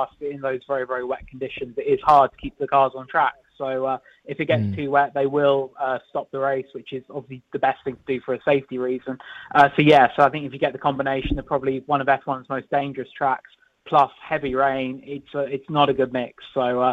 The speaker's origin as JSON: {"language": "English", "country": "United Kingdom", "said": "I'm British"}